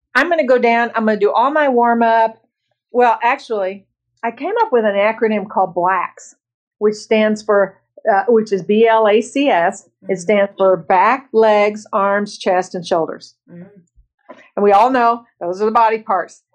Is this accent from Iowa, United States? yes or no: no; Bloomington, Indiana, United States; I was born and raised in Bloomington, Indiana, the middle of five children very blue collar